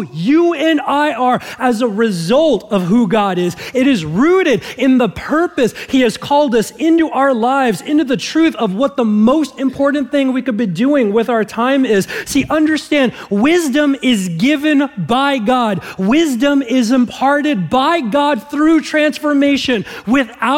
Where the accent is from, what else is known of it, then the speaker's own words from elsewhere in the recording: Southern California, United States; growing up in Southern California